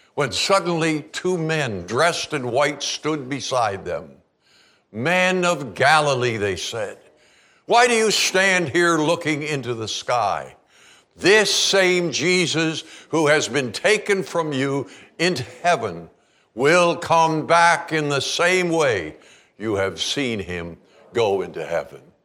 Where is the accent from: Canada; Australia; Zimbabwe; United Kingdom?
Canada; now in Kalispell, United States; I'm a Canadian.